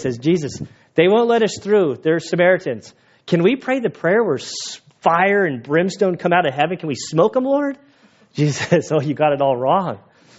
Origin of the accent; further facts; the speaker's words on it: La Mesa, California, United States; also born or lived in Valley Center, California; I grew up in San Diego